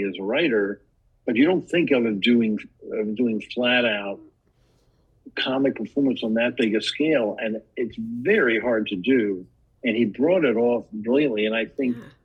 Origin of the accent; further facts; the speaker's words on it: Washington, District of Columbia, United States; I grew up in Washington, D.C.